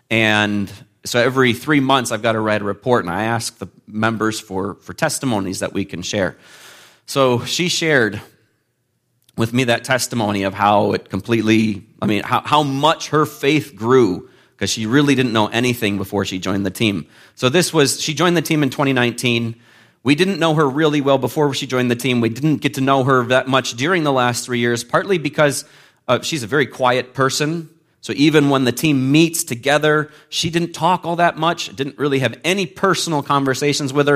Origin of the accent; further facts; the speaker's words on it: McHenry, Illinois, United States; moved away as an adult; now in Malaysia; I'm from this area. I grew up in McHenry, uh, so I'm uh, Illinoisan through and through.